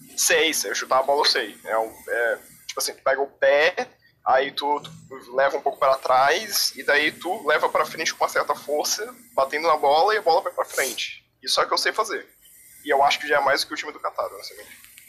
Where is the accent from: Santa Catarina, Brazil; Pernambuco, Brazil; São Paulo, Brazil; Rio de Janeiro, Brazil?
Santa Catarina, Brazil; Eu sou de Santa Catarina, na verdade